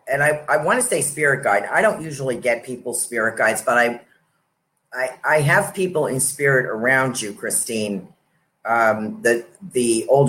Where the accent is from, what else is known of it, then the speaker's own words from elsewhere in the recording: North Salem, New York, United States; accent: New York; moved away as an adult; also born or lived in Yonkers, New York / New Jersey; I was born in Yonkers, and I was raised in New York State, up above that, North Salem, New York. North Salem, New York, from like when the time I was three. So I do have a New York accent